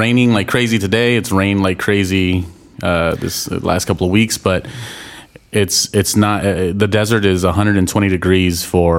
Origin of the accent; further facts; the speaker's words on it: Inland Empire, California, United States; moved away as an adult; now in San Diego, United States; I am from the Inland Empire